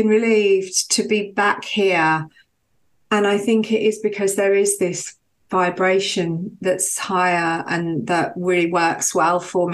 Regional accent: Birmingham, West Midlands, United Kingdom; moved away as an adult; now in Brighton, United Kingdom; I grew up in Birmingham

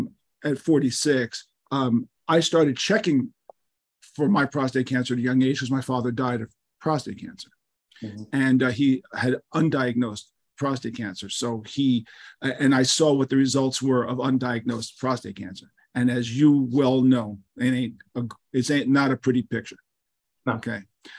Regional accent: New York City, New York, United States; I'm from Manhattan

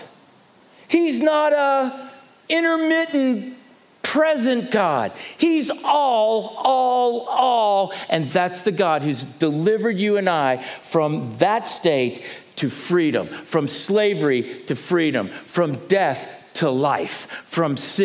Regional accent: United States; moved away as an adult; now in South Africa; As an American living in this country for a cumulative time frame of 12 years

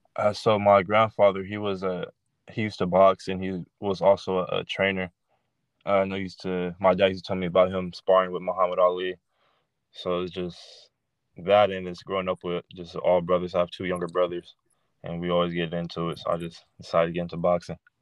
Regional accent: Rodale, California, United States; I grew up in Rodale, California.

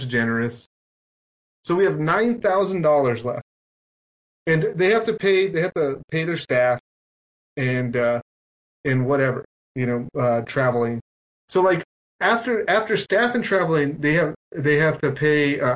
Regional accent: Mexico; English is a second language; I come from Mexico

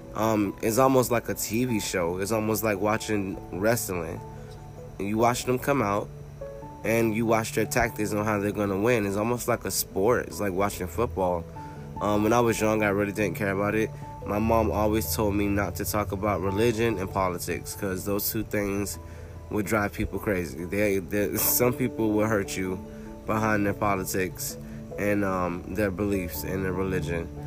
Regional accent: Florida, United States; now in North Carolina, United States; I'm a Floridian. I'm a native. I was born and raised in Florida, and now I live in North Carolina

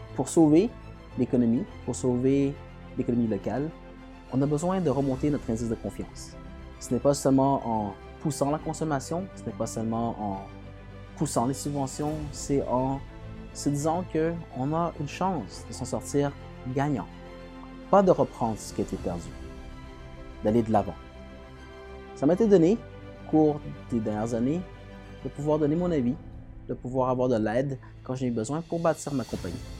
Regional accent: Quebec, Canada; en tant que Québécois, on, doit se tenir

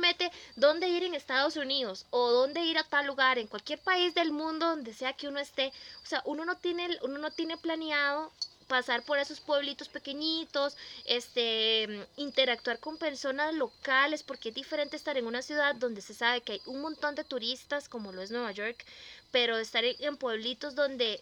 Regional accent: Costa Rica; como buenos costarricenses, ¿verdad? Que somos

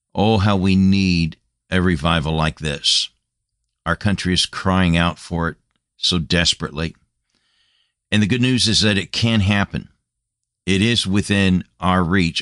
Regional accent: United States; moved away as an adult; Came back to my home land after being a missionary for a number of years and burdened for my home country, my home nation

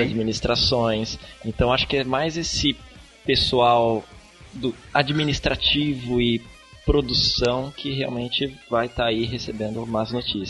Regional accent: Curitiba, Paraná, Brazil; now in São José dos Campos, Brazil; eu moro aqui em São José dos Campos, estado de São Paulo, embora seja de Curitiba

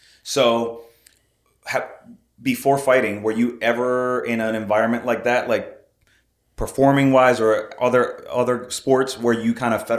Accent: Puerto Rico; I'm from Puerto Rico

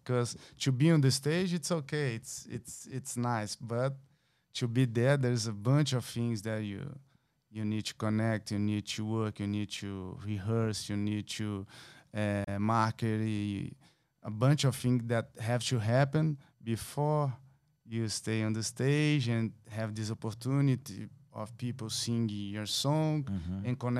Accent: Brazil; It's my first time. I'm from Brazil.

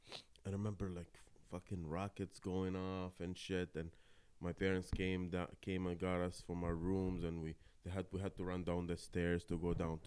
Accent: Kuwait; moved away; So my story is I was born and raised in Kuwait, you know, my father and my sister, right? We stayed there most of our, not most of my life

